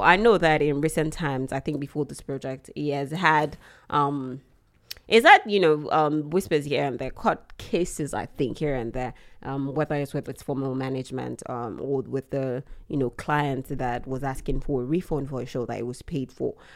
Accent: Nigeria; as a Nigerian

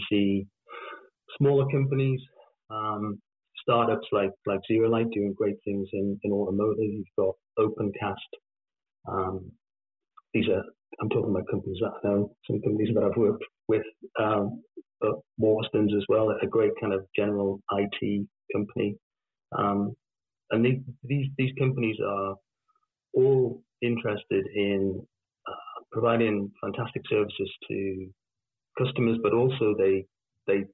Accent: the Northeast, North East England, United Kingdom; I'm from the Northeast

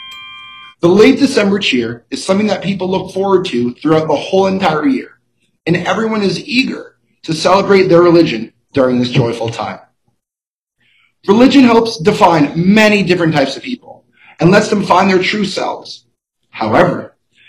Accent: Boston, Massachusetts, United States; I am from Boston, Massachusetts

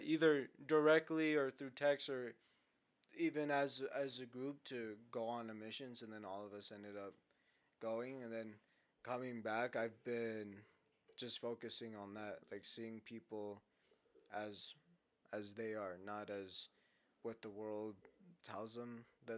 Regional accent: San Antonio, Texas, United States; I grew up in San Antonio

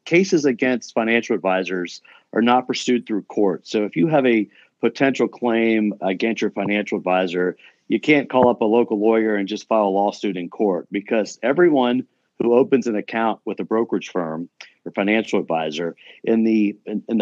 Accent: Charleston, West Virginia, United States; moved away as an adult; now in Columbus, United States; I grew up in a small city in West Virginia

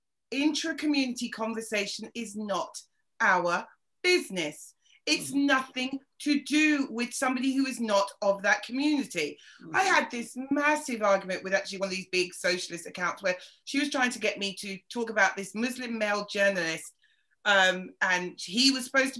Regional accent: Yorkshire and the Humber, United Kingdom; Oh, well, I'm from Yorkshire, I got it.

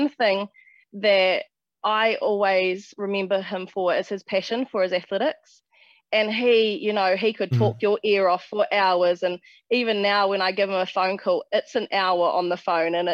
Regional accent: West Coast, New Zealand; growing up on the West Coast, we don't have a track

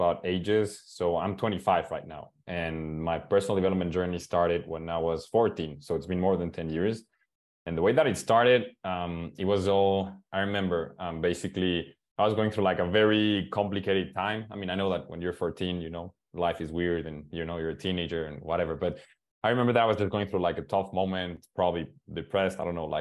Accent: Mexico; English is a second language; I'm from Mexico

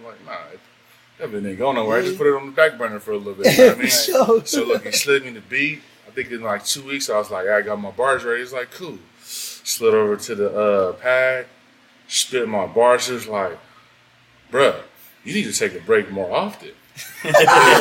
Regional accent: San Diego, California, United States; Off of Southeast San Diego, Paradise Hills is where I grew up

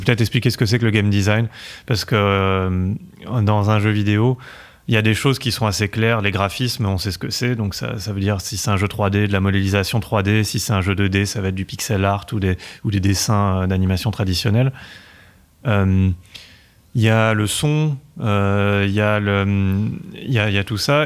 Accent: Paris, Île-de-France, France; accent: French; je suis né à Paris

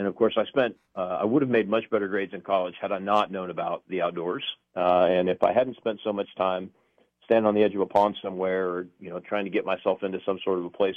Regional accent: Texas, United States; now in Oklahoma, United States; I'm originally a Texan

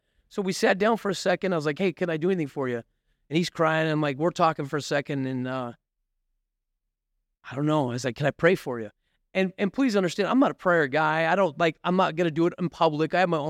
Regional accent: Mesa, Arizona, United States; born there; Listen, my I was born in Mesa. I got addicted in Mesa.

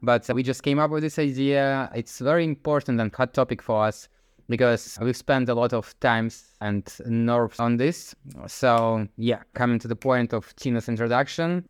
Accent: Zelenograd, Moscow, Russia; moved away as an adult; now in Netherlands; I grew up in Zelenovgradsk, which is next to Moscow

